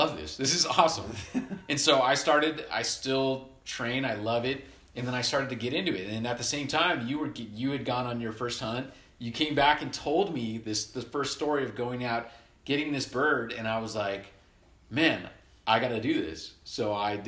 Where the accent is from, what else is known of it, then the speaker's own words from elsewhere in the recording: Southern California, United States; we grew up in Southern California